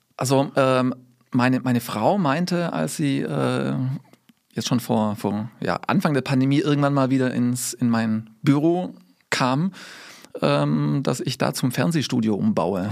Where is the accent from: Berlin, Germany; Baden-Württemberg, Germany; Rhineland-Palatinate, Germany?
Baden-Württemberg, Germany; Swabia; now in Ames, United States; also ich bin mit Schwab, da wo ich herkomme, würde man sagen, Kurkaff